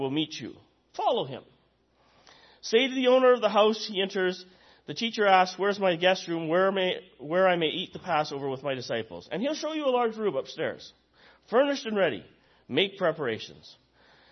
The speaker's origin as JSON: {"language": "English", "town": "Nanton", "region": "Alberta", "country": "Canada", "tie": "born or raised there", "said": "I grew up in the Churches of Christ, and specifically grew up in Nanton"}